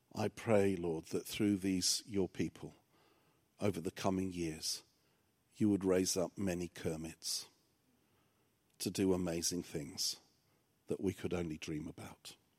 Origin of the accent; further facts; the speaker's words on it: England, United Kingdom; English is a second language; when I started school, I couldn't speak any English, 'cause my parents were, um, immigrants to England from Cyprus